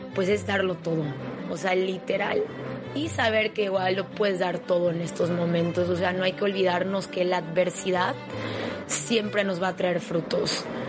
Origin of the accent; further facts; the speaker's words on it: Mérida, Yucatán, Mexico; soy de Mérida, Yucatán